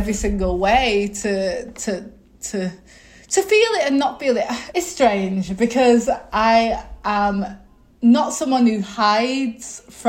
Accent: England, United Kingdom; I was brought up in England, you know.

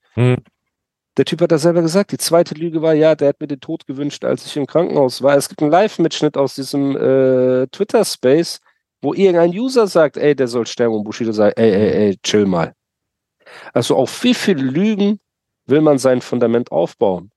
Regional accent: Germany; ich bin in Deutschland geboren

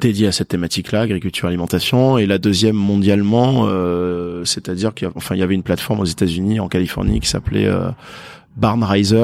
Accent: Perpignan, Occitania, France; je suis de Perpignan.

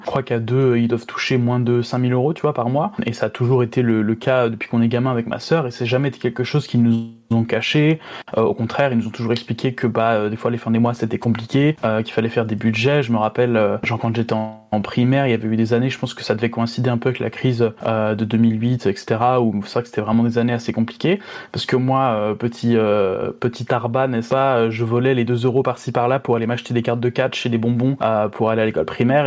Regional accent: France; moved away as an adult; en tant que français

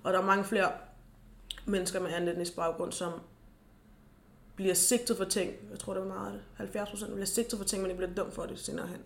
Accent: Denmark; jeg er født i Danmark, men jeg, er, jeg har rødder i Gambia

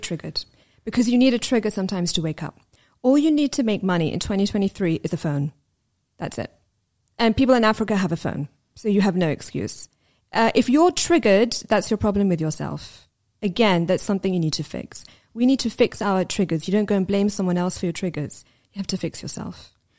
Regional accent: London, United Kingdom; where we lived and growing up in London.

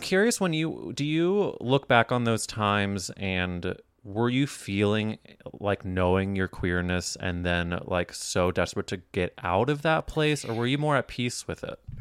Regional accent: Midwest, United States; now in New York, United States; I grew up in the Midwest

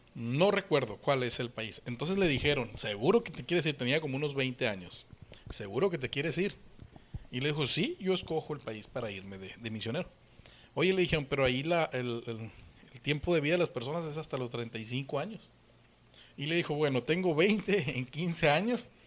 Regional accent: Sinaloa, Mexico; moved away; also born or lived in Hermosillo, Sonora; aunque soy sinaloense, aunque soy nacido aquí en Sinaloa, viví un tiempo en Hermosillo, eh, viví 15 años

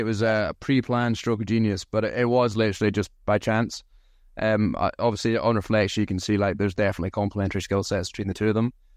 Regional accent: Aberdeen, Scotland, United Kingdom; accent: thick Scottish; I grew up in Aberdeen

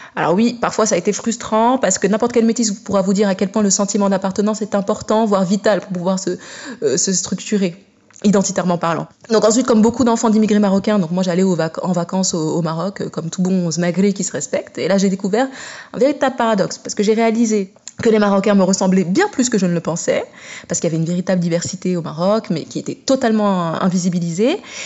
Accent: France; moi je suis d'origine marocaine et centrafricaine, je suis née et j'ai grandi euh, en France

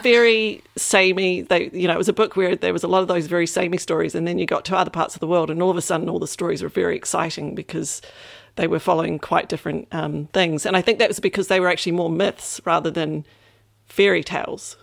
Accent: New Zealand; coming from New Zealand specifically, um, or a bit growing up in New Zealand

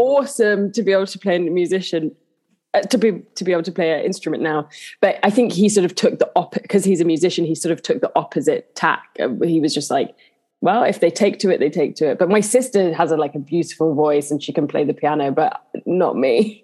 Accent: London, United Kingdom; also born or lived in Honor Oak Park; I grew up in Southeast London in Bermondsey

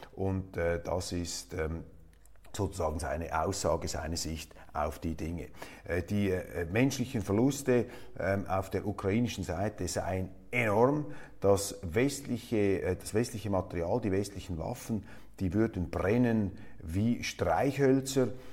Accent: Switzerland; als Schweizer

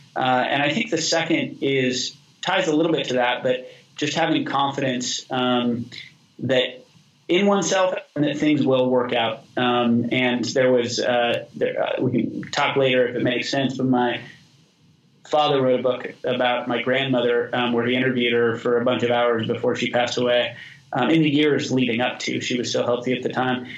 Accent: Boise, Idaho, United States; I grew up in Boise with all that context, went to the public high school there

